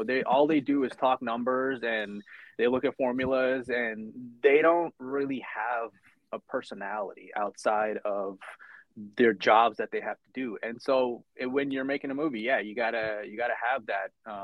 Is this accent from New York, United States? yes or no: yes; New York, United States; also born or lived in India; I came to New York in 1995 when I was 8 years old.